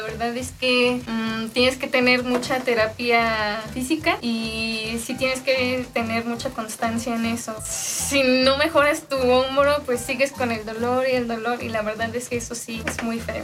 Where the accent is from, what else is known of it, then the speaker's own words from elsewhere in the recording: Mexico; yo todo era siempre aquí en México